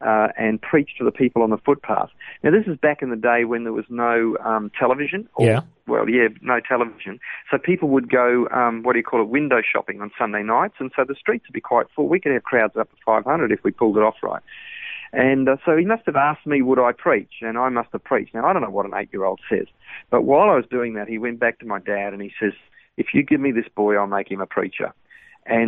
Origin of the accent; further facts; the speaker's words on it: Brisbane, Queensland, Australia; also born or lived in England; I was born in England and then came to Australia when I was about 5 years of age